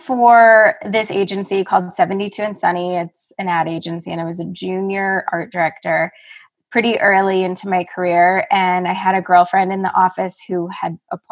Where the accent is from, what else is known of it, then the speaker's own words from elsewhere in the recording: Evergreen, Colorado, United States; moved away as an adult; also born or lived in Los Angeles, California; now in Carbondale, United States; I grew up in Evergreen, Colorado